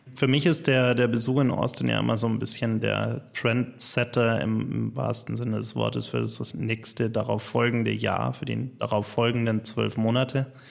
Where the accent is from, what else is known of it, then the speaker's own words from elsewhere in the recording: Germany; bei uns in Deutschland